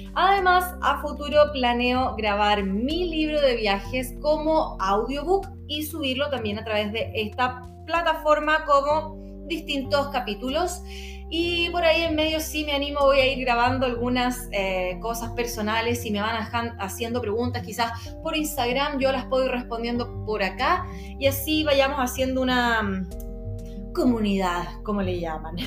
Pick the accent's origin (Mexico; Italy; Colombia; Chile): Chile; Santiago, Santiago Metropolitan Region; soy de Santiago de Chile